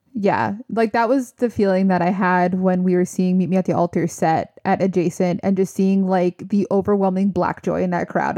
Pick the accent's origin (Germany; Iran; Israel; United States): United States; New Jersey; we're from Jersey.